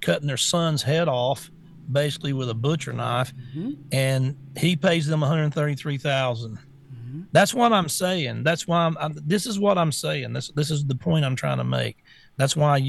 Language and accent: English; the South, United States; I'm a redneck from the South